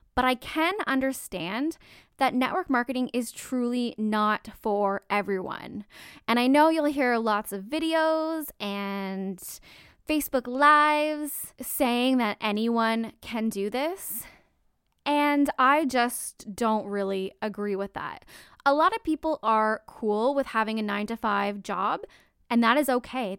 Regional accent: Canada; I'm Canadian

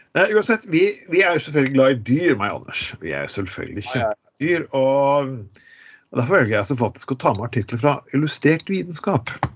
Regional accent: Skien, Telemark, Norway; born or raised there

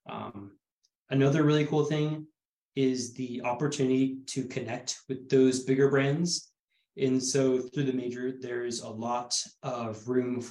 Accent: Bellingham, Washington, United States; moved away as an adult; now in Bend, United States; I'm from Bellingham, Washington

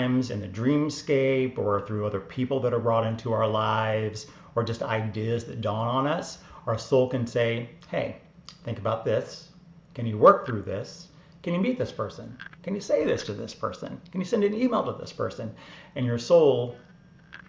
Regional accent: Atlanta, Georgia, United States; moved away as an adult; also born or lived in New York; I grew up in Atlanta, Georgia, Bible Belt.

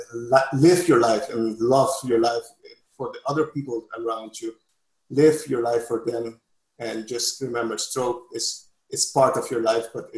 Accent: Curaçao; English is a second language

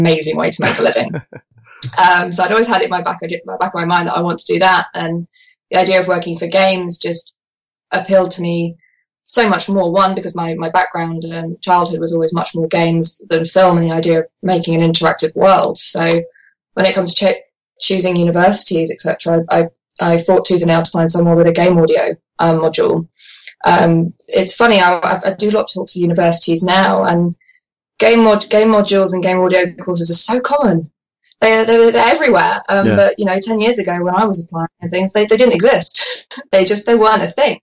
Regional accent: Guildford, South East England, United Kingdom; born or raised there

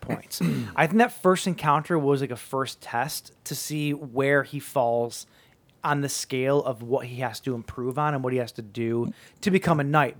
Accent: United States; I'm American

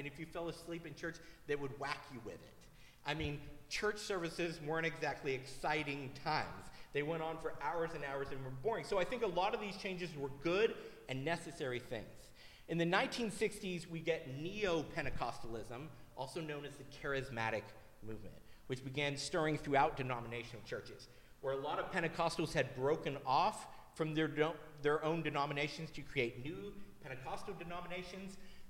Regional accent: Tennessee, United States; moved away as an adult; So I grew up in Tennessee. The church that I was at before I moved up here was one city over from Cleveland, Tennessee, where the Church of God was founded, which is a Pentecostal denomination.

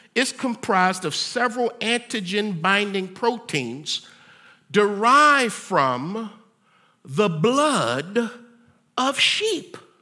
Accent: United States; I'm an American

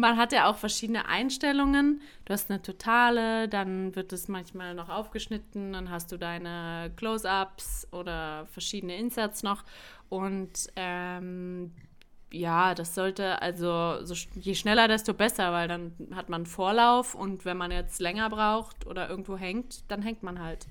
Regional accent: Berlin, Germany; moved away; also born or lived in South Tyrol; zurückgezogen nach Berlin in meine Heimatstadt

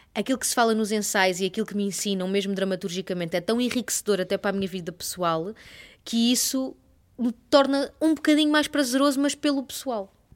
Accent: Torres Vedras, Lisbon, Portugal; sou de Torres Vedras e os meus pais não tinham aquela coisa de ir ao teatro

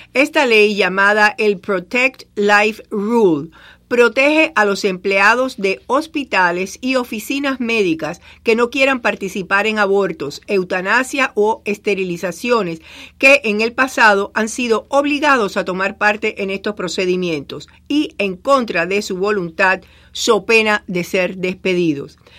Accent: Cuba; moved away; en mi pueblo, en Cuba, le decíamos champola

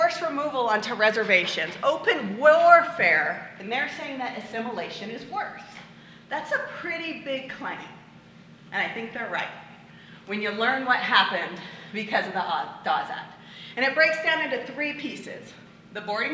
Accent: Chiloquin, Oregon, United States; also born or lived in Corvallis, Oregon; I was born and raised in Chelequin, went to OSU

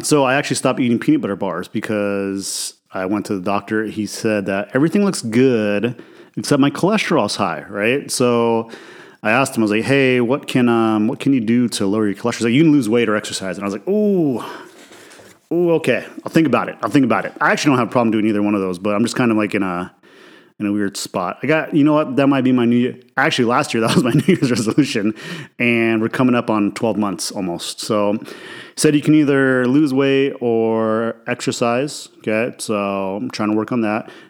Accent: Idaho, United States; I grew up in Idaho, right, which is a mostly white conservative, you know, state

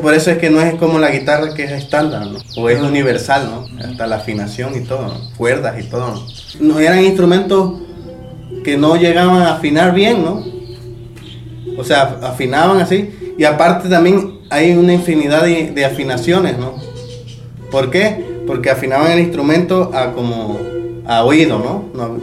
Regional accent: Mexico; also born or lived in Playa del Carmen, Mexico; mi mamá es de Puebla y mi papá es de aquí, pero siempre hemos vivido aquí. Este, yo me crié aquí

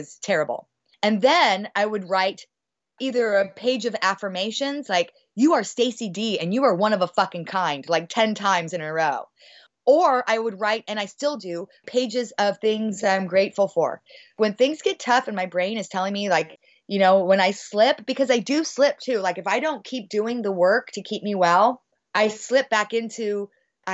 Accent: Bay Area, California, United States; I'm from the Bay Area

